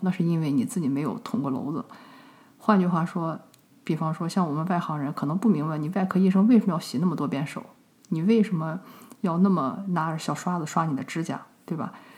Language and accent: Chinese; China; 就像我们中国人，对吧？都会吃一些动物的内脏